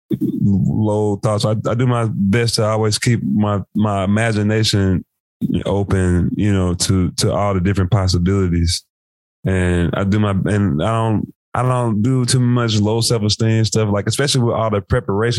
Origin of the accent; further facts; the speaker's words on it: Memphis, Tennessee, United States; I'm from Memphis